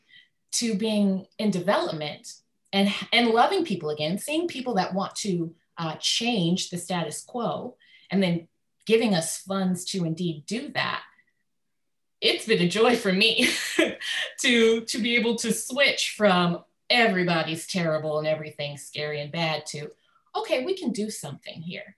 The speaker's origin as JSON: {"language": "English", "town": "Dallas", "region": "Texas", "country": "United States", "first_language": "English", "said": "I'm from Dallas, Texas"}